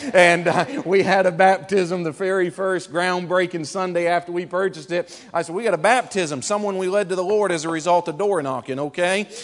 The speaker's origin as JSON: {"language": "English", "region": "Maine", "country": "United States", "tie": "born or raised there", "also_born_or_lived": "Cleveland, Tennessee", "moved": "yes", "lives_now": "Concord, United States", "said": "we moved up from Cleveland, Tennessee, okay? We grew up in Maine"}